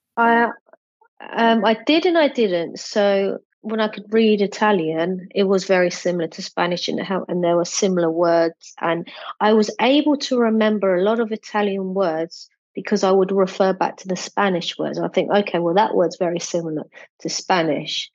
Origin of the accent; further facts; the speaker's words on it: United Kingdom; first language English; My native language is English, as I as I grew up in the UK.